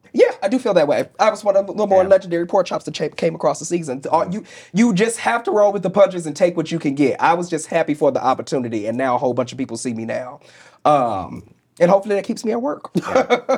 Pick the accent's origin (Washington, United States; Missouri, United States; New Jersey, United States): Missouri, United States; St. Louis; moved away; I grew up in the Bible Belt. I grew up I grew up in St. Louis, Missouri.